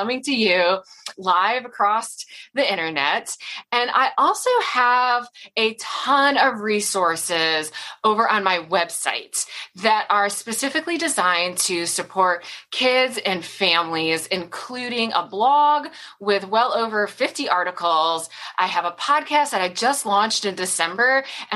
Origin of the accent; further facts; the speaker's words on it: Michigan, United States; moved away as an adult; also born or lived in Austin, Texas; now I'm back in Michigan, outside Grand Rapids in West Michigan